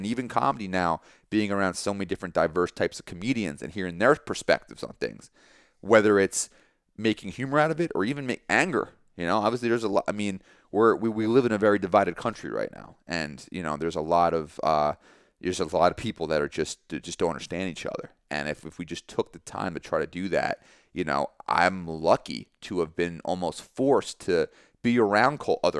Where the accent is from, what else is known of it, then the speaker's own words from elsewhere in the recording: Long Valley, New Jersey, United States; just being surrounded by a culture that wasn't yours growing up in Long Valley, being surrounded by different types of people, different walks of life